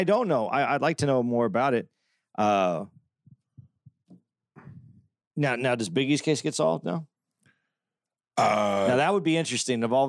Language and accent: English; United States; I'm an American